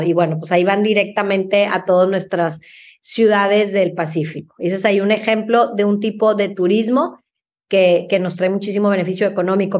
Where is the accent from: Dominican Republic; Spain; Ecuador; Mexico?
Mexico; como mexicanos